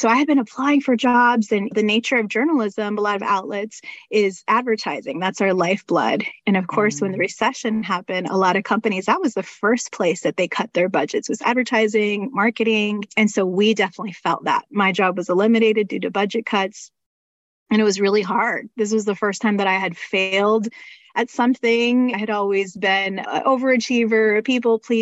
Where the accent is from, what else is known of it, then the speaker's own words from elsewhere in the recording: Panama City, Florida, United States; moved away as an adult; now in Orlando, United States; I ended up getting a job as a technical writer back in my hometown. So I was moving from Orlando, where I live now, 6 hours north to Panama City, where I'm from